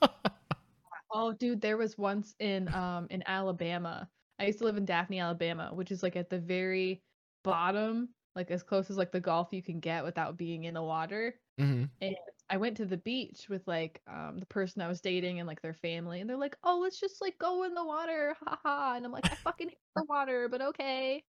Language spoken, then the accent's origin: English; Michigan, United States; I grew up in Michigan